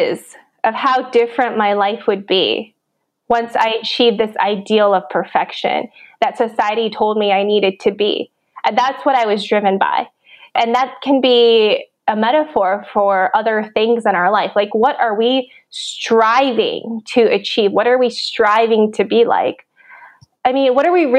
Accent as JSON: {"language": "English", "region": "Minnesota", "country": "United States", "tie": "born or raised there", "said": "I grew up in Minnesota"}